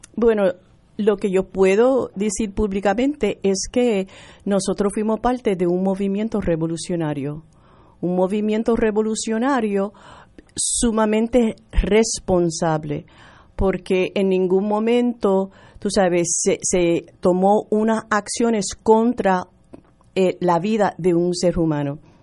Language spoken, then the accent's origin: Spanish; Chicago, Illinois, United States; Yo nacida y criada en, en Chicago